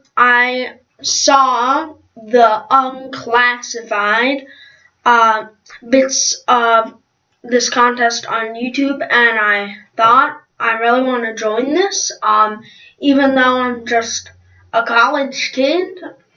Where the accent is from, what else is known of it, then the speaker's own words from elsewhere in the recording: Australia; D-well, sorry, this is my British accent, because everybody thinks that I'm British, even though I'm Australian.